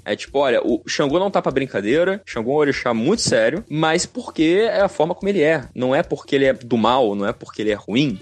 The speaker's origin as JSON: {"language": "Portuguese", "region": "Espírito Santo", "country": "Brazil", "tie": "born or raised there", "moved": "yes", "lives_now": "Rio de Janeiro, Brazil", "said": "eu não sou daqui, eu não sou carioca, eu não sou nem fluminense. E quando eu era criança, no distante estado do Espírito Santo"}